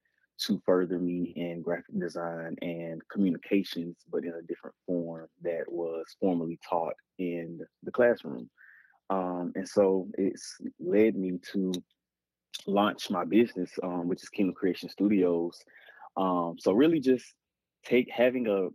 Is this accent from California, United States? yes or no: no; Tuscaloosa, Alabama, United States; now in Huntsville, United States; originally I am from Tuscaloosa, Alabama